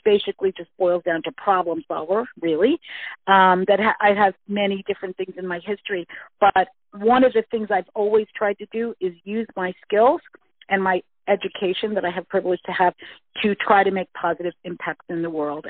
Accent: United States; moved away as an adult; now in Vancouver Island, Canada; I've moved to Canada. I was originally from the United States

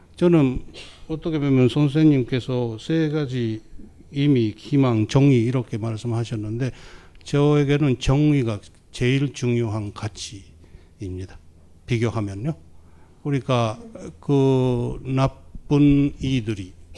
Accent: Japan; 제가 막 일본의 소수자로 일본의사회에서 자랐다

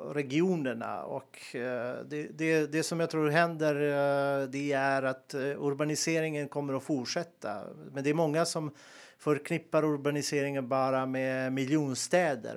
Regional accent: Montenegro; moved away as an adult; also born or lived in Bosnia and Herzegovina; now in Sweden; jag är född och uppväxt i Montenegro

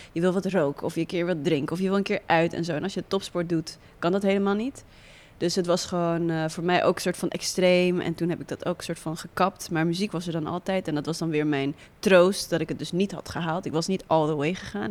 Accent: Netherlands; also born or lived in Windhoek, Namibia; ik groeide op in Nederland

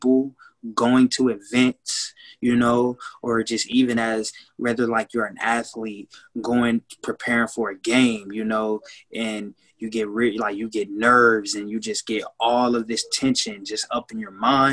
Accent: Kansas City, Missouri, United States; from Kansas City, Missouri as well

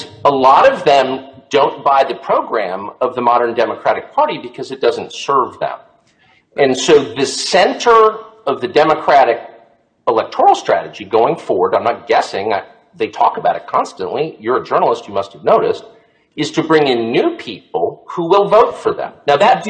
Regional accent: Southern California, United States; I grew up in Southern California in the 70s

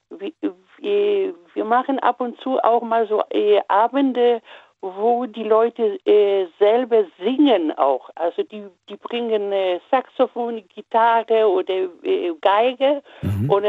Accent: Upper Silesia, Poland; Äh, ich komme aus Oberschlesien, also heutiger Polen.

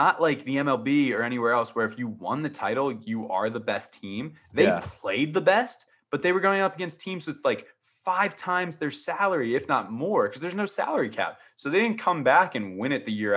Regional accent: United States; as an American who doesn't have like a local attachment to them

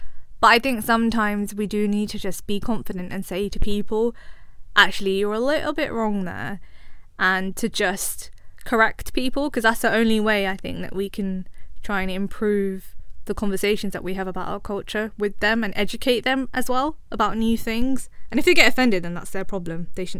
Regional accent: United Kingdom; us as British Asians

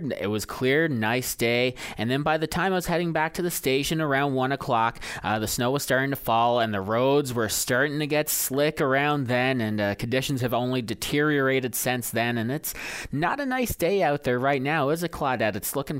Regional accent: Paradise, Newfoundland and Labrador, Canada; Yes, and having grown up in that area, I grew up on Paradise Road for a time

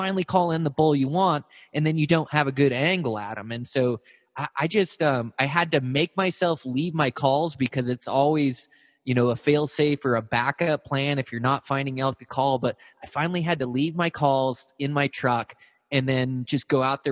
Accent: Montana, United States; my home state of Montana

